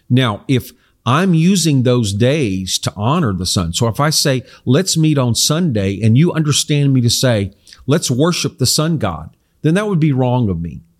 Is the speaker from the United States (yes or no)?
no; South Korea; I grew up in Korea where my parents were missionaries, and it was a predominantly non Christian country.